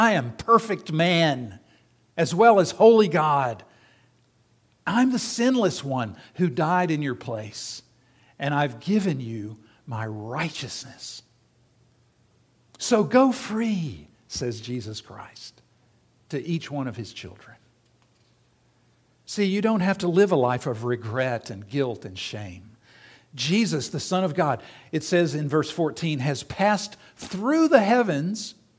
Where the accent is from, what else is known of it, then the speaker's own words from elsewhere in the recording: South Carolina, United States; my dad owned and operated a radio station in the town that I grew up in South Carolina.